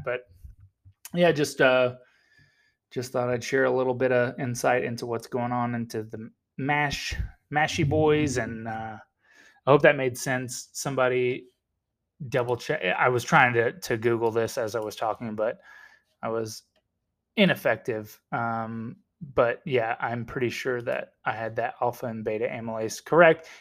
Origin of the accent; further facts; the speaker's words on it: United States; I'm American